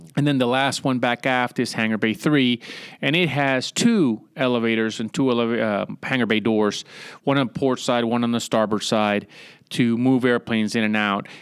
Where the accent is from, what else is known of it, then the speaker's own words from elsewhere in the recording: San Juan, Puerto Rico; moved away; also born or lived in Newport, Rhode Island / Virginia Beach, Virginia; originally, I'm from San Juan, Puerto Rico, born and raised down there